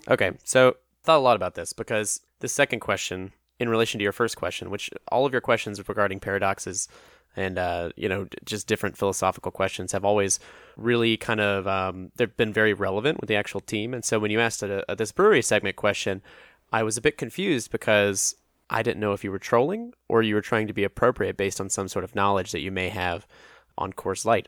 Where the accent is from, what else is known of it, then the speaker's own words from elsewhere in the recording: Atlanta, Georgia, United States; I'm from Atlanta